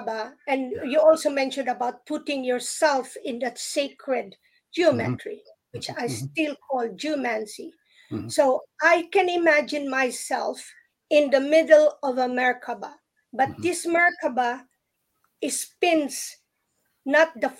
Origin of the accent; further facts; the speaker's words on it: Philippines; I grew up in the Philippines